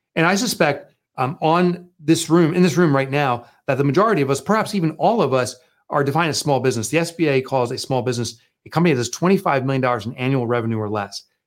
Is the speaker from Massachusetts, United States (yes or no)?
no; Boonton, New Jersey, United States; from a little Booton, New Jersey, a little colonial town. It's actually where I grew up